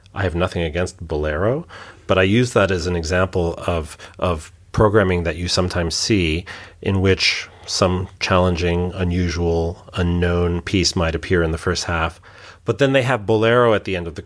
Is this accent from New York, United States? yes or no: yes; New York, United States; born or raised there; now in Hamburg, Germany